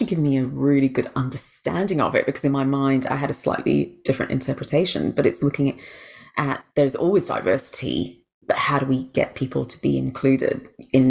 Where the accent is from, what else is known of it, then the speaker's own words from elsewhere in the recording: England, United Kingdom; also born or lived in Malaysia / Brunei; now in Australia; I was born in Malaysia, but I'm Indian, then grew up in England from a very young age, from the age of four, and then actually spent a couple of teenage years in Brunei, then went back to England.